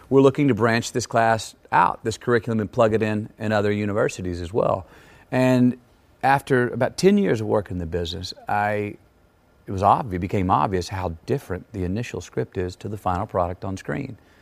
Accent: Texas, United States; the Texas I grew up in was not insular at all

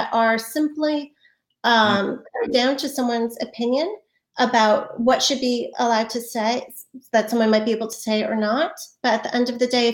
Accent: United States; as an American

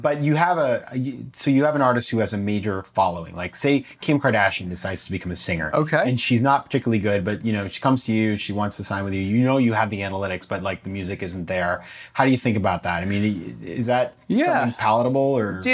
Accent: Maine, United States; my hometown in Maine

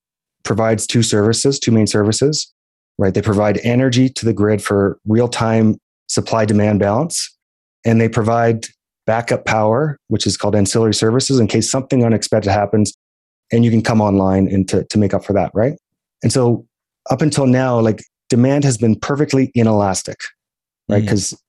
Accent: Alberta, Canada; And I think about kind of the idea that I'm from Alberta

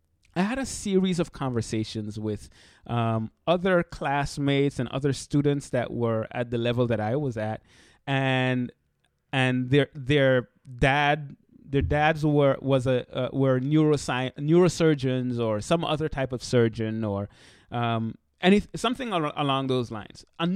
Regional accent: St. Martin; now in United States; When I came to the United States, I came from St. Martin. St. Martin is where I'm from originally, the beautiful island in the Caribbean.

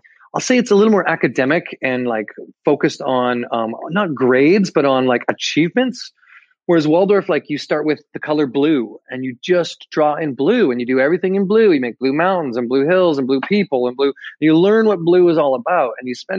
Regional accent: Calgary, Alberta, Canada; moved away; I was born in Alberta, in Calgary, actually, originally

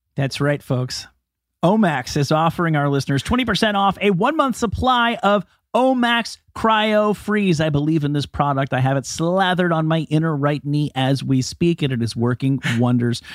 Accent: New Jersey, United States; Kevin and I come from New Jersey

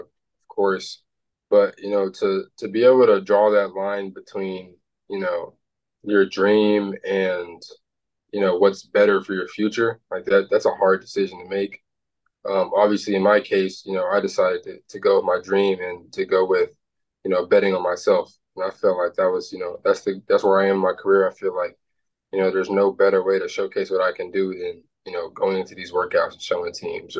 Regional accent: Dallas, Texas, United States; to grow up there and play against those guys, all the time

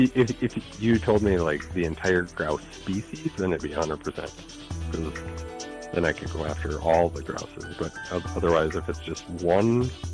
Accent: Thief River Falls, Minnesota, United States; also born or lived in Roseau, Minnesota; Yeah, born in Roseau and graduated from Thief River Falls.

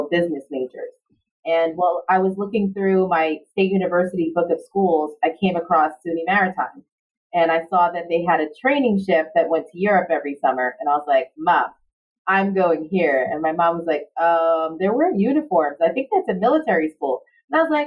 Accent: New York City, New York, United States; moved away as an adult; now in Long Beach, United States; I grew up in Far Rockaway, Queens in New York City.

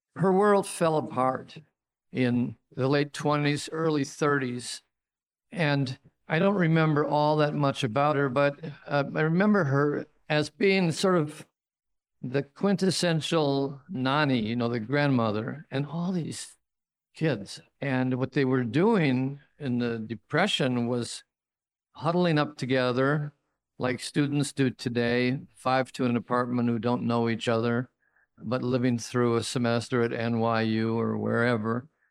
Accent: Royal Oak, Michigan, United States; my hometown of Royal Oak or Hamtramck

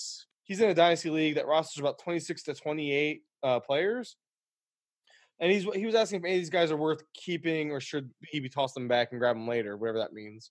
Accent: United States; I'm an American.

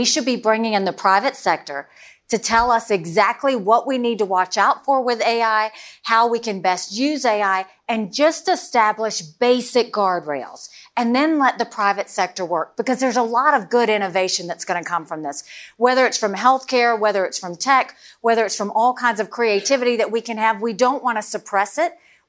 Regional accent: South Carolina, United States; I come from South Carolina, so I know how dirty it can get.

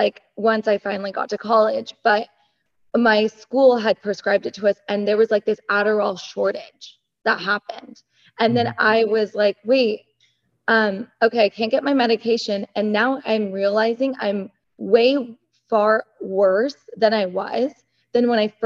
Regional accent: United States; I grew up, I'm Iranian American, first generation

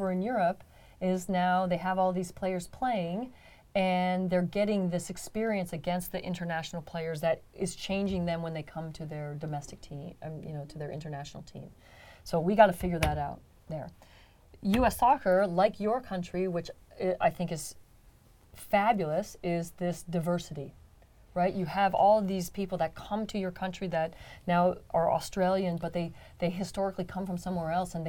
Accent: San Jose, California, United States; I'm born and raised in San Jose.

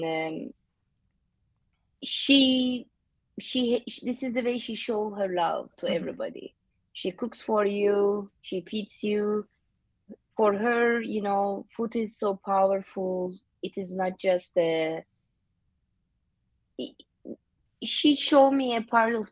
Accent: Mediterranean Region, Turkey; English is a second language; moved away as an adult; also born or lived in San Francisco; now in Honolulu, United States; I am from the Mediterranean coast of Turkey.

